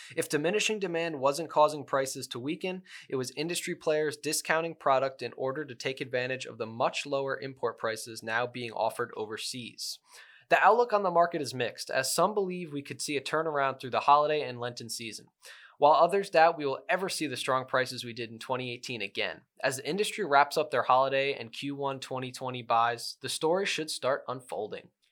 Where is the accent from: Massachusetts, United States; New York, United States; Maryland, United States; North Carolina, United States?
New York, United States; Hudson Valley; I'm from the Hudson Valley of New York